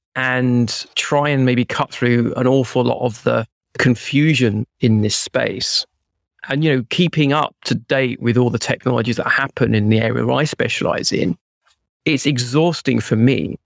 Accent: United Kingdom; now in London, United Kingdom; I'm British

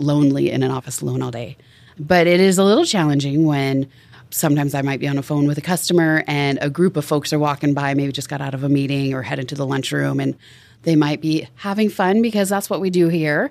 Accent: Tacoma, Washington, United States; also born or lived in Seattle, Washington; I grew up in Tacoma, Washington

